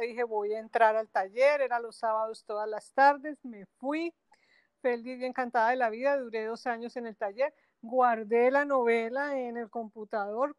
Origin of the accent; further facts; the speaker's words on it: Bogotá, Colombia; moved away as an adult; now in Barranquilla, Colombia; nací en Bogotá, y hice mi carrera, estudié mi carrera profesional eh, en una universidad en la capital del país